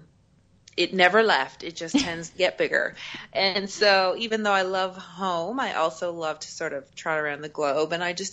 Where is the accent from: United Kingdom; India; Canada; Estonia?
Canada; Newfoundland and Labrador; I'm from Eastern Canada, a place called Newfoundland